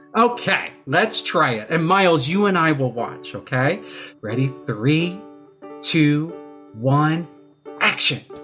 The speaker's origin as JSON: {"language": "English", "region": "Texas", "country": "United States", "tie": "born or raised there", "moved": "yes", "lives_now": "New York City, United States", "said": "I'm from Texas. That's where I was born"}